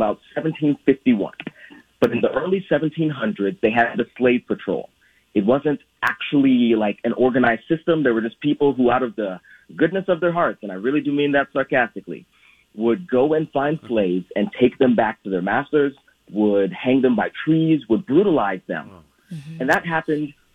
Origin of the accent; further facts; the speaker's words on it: Guyana; also born or lived in Brazil; now in United States; my mother, my siblings, and I stayed in Guyana when my dad came to the U.S.